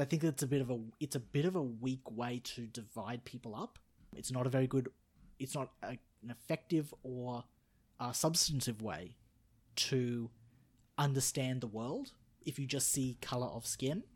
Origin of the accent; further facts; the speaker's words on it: Australia; I'm Australian, I'm not Canadian